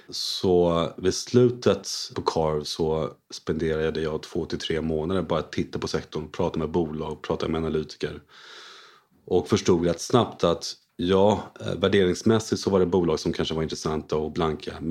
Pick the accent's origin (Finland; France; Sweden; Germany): France; Paris, Île-de-France; moved away as an adult; also born or lived in United States / Hong Kong / London; Jag är en utlandssvensk. Mina föräldrar flyttade till Frankrike innan jag var född. Så jag var född i Paris, bodde där i 18 år.